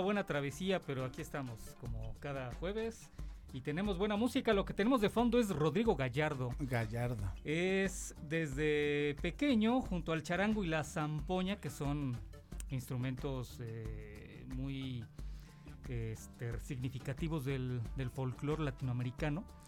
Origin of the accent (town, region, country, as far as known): Mexico